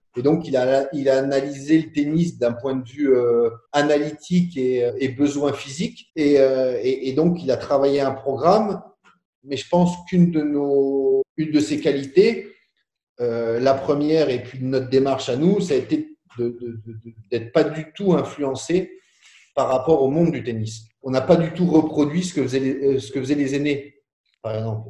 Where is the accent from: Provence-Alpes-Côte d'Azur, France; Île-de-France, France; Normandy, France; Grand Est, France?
Grand Est, France; Boulay-Moselle; also born or lived in Marly; je suis né à Boulay